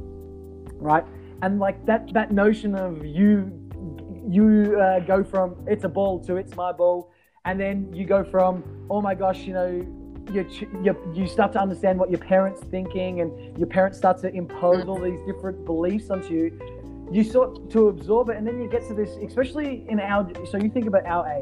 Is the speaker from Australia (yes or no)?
yes; Australia; as an Australian